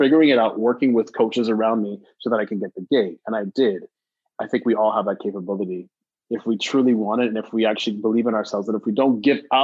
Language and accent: English; Montreal, Quebec, Canada; I was born and raised in Montreal, so I had an opportunity of working with the French community.